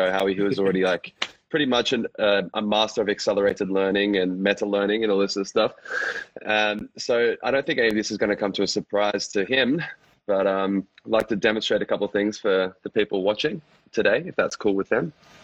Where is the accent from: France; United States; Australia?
Australia; Brisbane, Queensland; also born or lived in Dubai; now in Gold Coast, Australia; So I'm from Australia, from Brisbane, generally, but I'm actually now living on the Gold Coast.